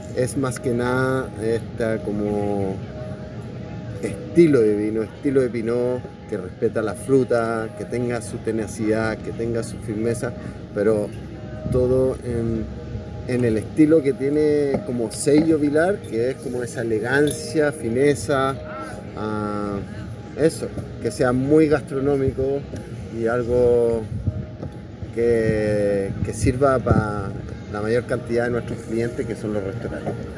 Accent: Chile; also born or lived in Australia; nací en Australia y llegué a los 10 años a Chile

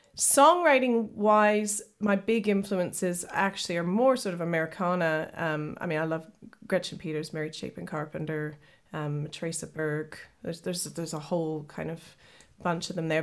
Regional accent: Kenora, Ontario, Canada; moved away as an adult; now in United Kingdom; I'm originally from Kenora, Ontario, so I'm proud Canadian

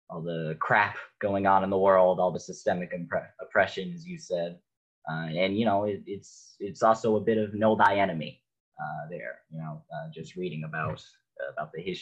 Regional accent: Northridge, California, United States; I'm born and raised in Northridge

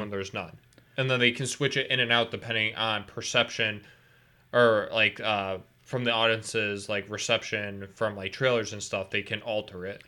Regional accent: Pittsfield, Massachusetts, United States; born or raised there

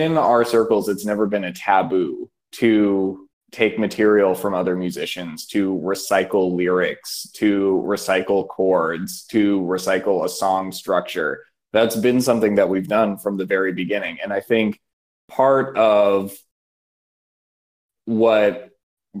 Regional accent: Washington, District of Columbia, United States; now in Providence, United States; I'm originally from Washington, D.C.

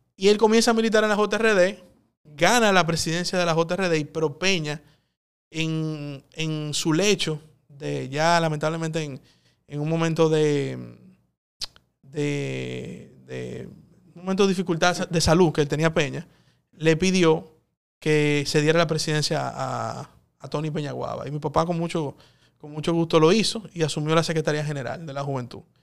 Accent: Santo Domingo, Distrito Nacional, Dominican Republic; also born or lived in São Paulo; vuelvo a Santo Domingo, que quizá no es tan avanzado, pero es mi país, es mi ciudad.

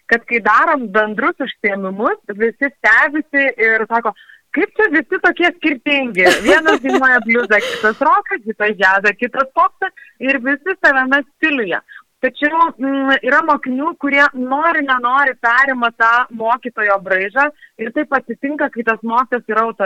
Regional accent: Lazdijai, Alytus County, Lithuania; born or raised there; moved away

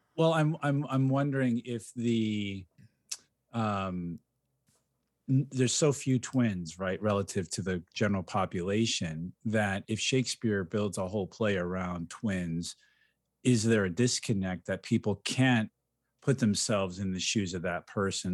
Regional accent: Ecuador; moved away; somebody I grew up with in Ecuador

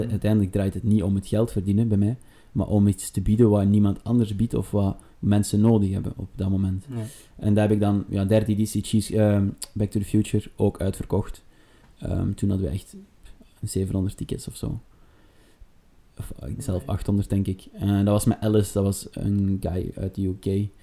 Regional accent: Sint-Niklaas, Flanders, Belgium; moved away as an adult; now in Antwerp, Belgium; geboren te Sint-Niklaas en momenteel woonachtig in Antwerpen.

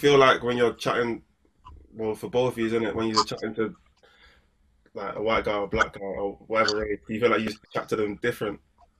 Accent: Manchester, North West England, United Kingdom; accent: Manc; moved away; I didn't realize how Manc I was until I left Manchester and people were like, "Yo, you sound."

